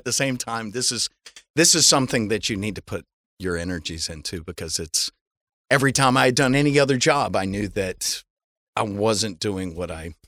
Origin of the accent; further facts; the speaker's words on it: Atlanta, Georgia, United States; moved away as an adult; now in Los Angeles, United States; I'm not. I'm from Atlanta, Georgia.